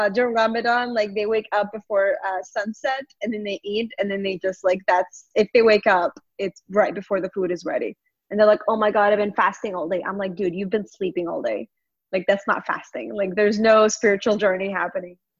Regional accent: Longview, Texas, United States; now in Dallas, United States; I grew up in Longview, Texas

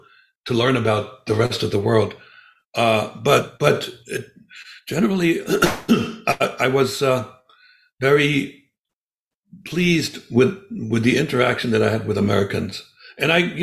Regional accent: Germany; moved away as an adult; now in United States; growing up in East Germany in a communist dictatorship

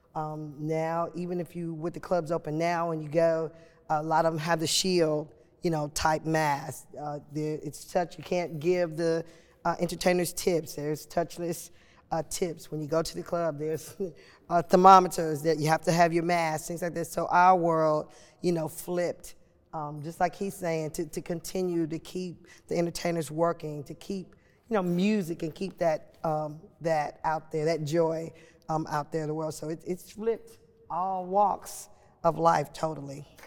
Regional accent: Chicago, Illinois, United States; moved away as an adult; now in Nashville, United States; I was uh, born and raised in Chicago, Illinois

